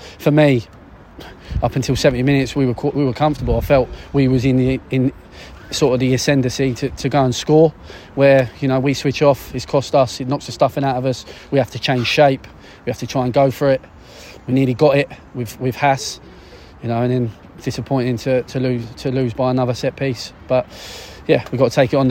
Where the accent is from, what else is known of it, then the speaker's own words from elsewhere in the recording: Deal, South East England, United Kingdom; I grew up in Deal. I was only I was a Kent lad